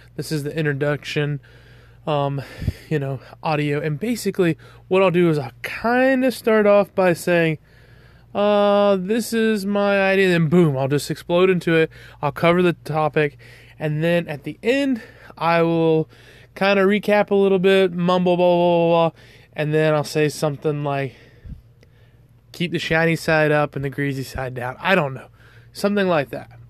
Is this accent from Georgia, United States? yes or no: yes; Georgia, United States; I'm from the South, I'm from Georgia